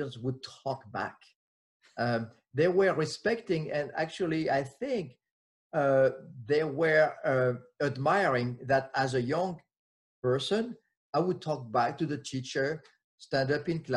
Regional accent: France; English is a second language; moved away as an adult; now in United States; I'm French, was born and raised in France

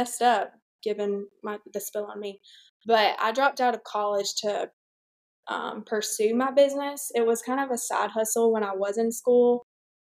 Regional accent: Troy, Alabama, United States; I'm from Troy, Alabama

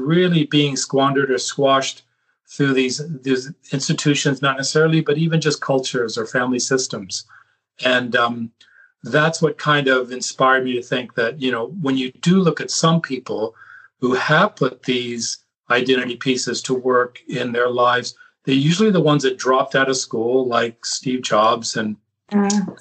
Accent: California, United States; I grew up in California on the West Coast

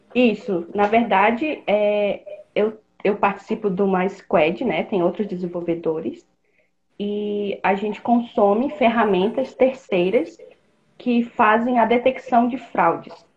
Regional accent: Pará, Brazil; moved away as an adult; now in Blumenau, Brazil; Eu sou do Pará, sou natural do Pará, mas moro aqui em Blumenau, Santa Catarina, há quase oito anos

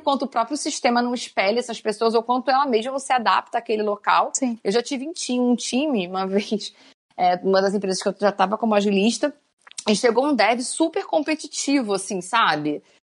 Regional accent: Rio de Janeiro, Brazil; now in São Paulo, Brazil; eu sou carioca

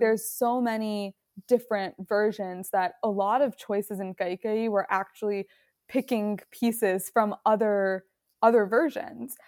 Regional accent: Roselle, Illinois, United States; moved away; also born or lived in Chicago; I grew up in the suburbs. I grew up in Roselle

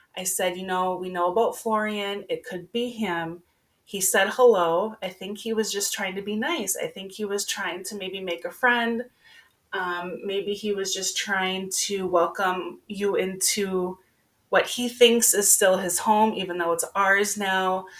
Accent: Minnesota, United States; I'm a girl from Minnesota, born and raised

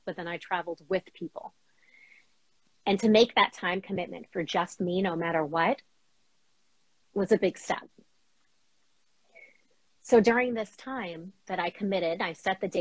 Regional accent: New York, United States; now in Boston, United States; So we grew up in New York, traveled all up and down the East Coast.

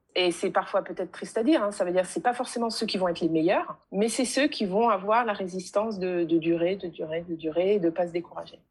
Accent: France; je suis née en France et j'ai été à l'école de la République française

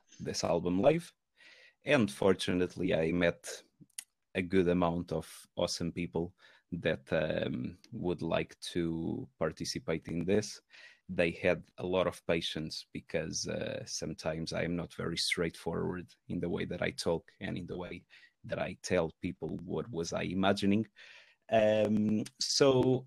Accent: Portugal; moved away as an adult; now in Manchester, United Kingdom; I am originally from Portugal, and I used to in Portugal I used to play in a few metal bands

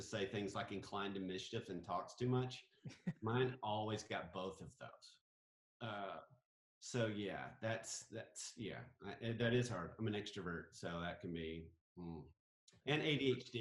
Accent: Centre, Alabama, United States; I grew up in a little tiny town in Alabama called Center, Alabama

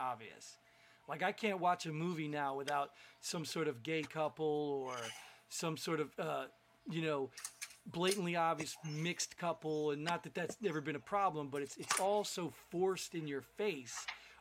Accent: New Jersey, United States; growing up in New Jersey

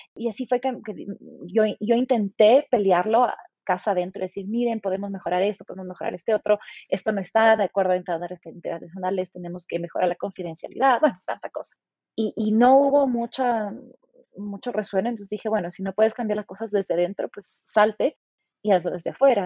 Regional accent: Ecuador; also born or lived in England; siendo ecuatoriana

